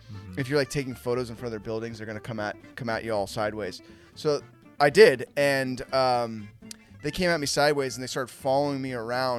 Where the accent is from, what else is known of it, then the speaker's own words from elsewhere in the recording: Bay Area, California, United States; because I'm from the Bay Area.